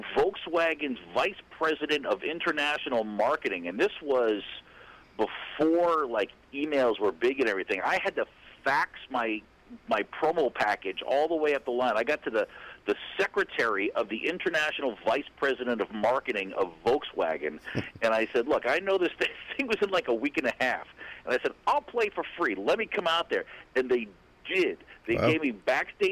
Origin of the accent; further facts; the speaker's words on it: Massachusetts, United States; now in California, United States; a middle-class white kid growing up in Massachusetts